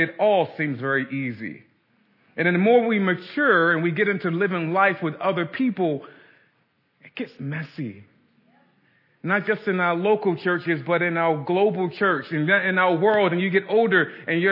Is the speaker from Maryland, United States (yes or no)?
yes; Baltimore, Maryland, United States; I grew up in Baltimore City, South Baltimore.